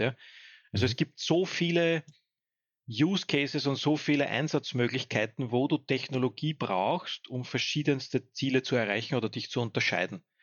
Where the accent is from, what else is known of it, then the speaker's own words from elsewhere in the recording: home municipality in Lower Austria, Austria; in meiner Heimatgemeinde